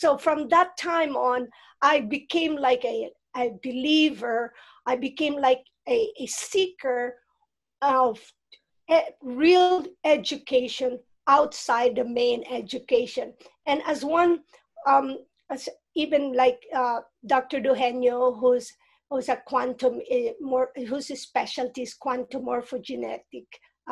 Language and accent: English; Philippines; moved away; I grew up in the Philippines and in a region.